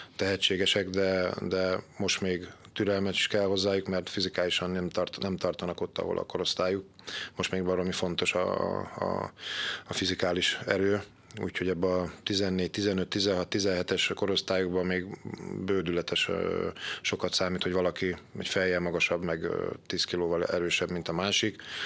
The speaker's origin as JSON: {"language": "Hungarian", "town": "Győr", "region": "Győr-Moson-Sopron", "country": "Hungary", "tie": "born or raised there", "said": "Én, ahol fölnőttem Szabadhegyen, a Szőnyi úton, a hármastó mellett"}